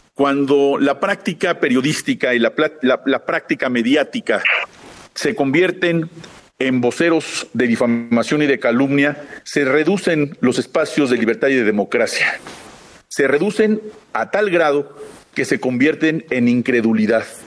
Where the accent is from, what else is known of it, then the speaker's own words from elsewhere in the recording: Mexico; tenemos que fortalecer como mexicanos